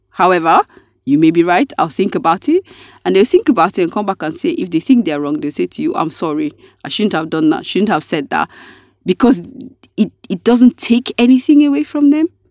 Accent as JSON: {"language": "English", "country": "Nigeria", "said": "being a Nigerian"}